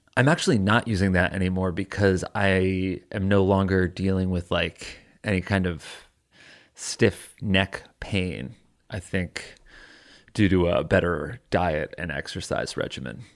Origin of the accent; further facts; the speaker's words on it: Connecticut, United States; there's, like, a Walmart in my hometown